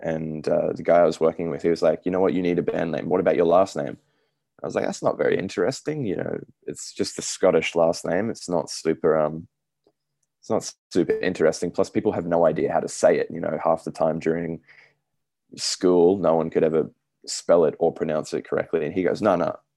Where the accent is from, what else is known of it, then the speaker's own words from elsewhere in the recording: Australia; I'm Australian.